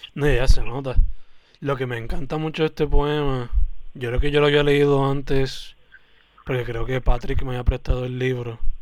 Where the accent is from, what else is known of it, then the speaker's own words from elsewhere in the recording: Puerto Rico; accent: boricua; la gran mayoría de mis poemas son como que en inglés full o spanglish o el español bien boricua